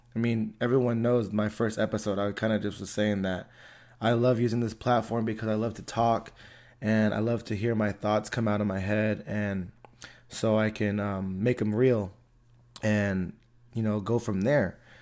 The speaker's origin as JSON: {"language": "English", "town": "Antioch", "country": "United States", "tie": "born or raised there", "said": "I grew up in Antioch, you know, and I still live in Antioch."}